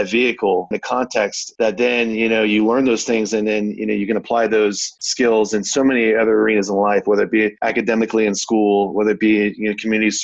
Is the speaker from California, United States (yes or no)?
yes; Oakdale, California, United States; moved away; I'm originally from Oakdale, California. There in NorCal, not too far where you currently live, Jack, and born and raised in the Central Valley in a small agricultural town